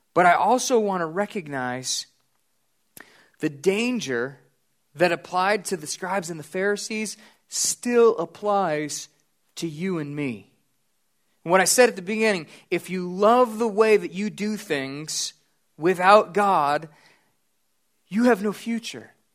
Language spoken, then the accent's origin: English; United States; I'm an American